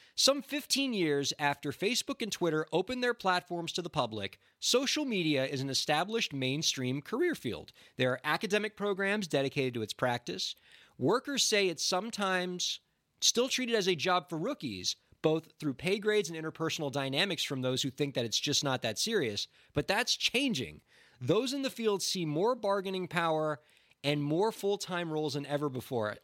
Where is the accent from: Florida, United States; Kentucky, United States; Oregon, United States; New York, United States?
Florida, United States; Miami; moved away; we're from Miami, Florida originally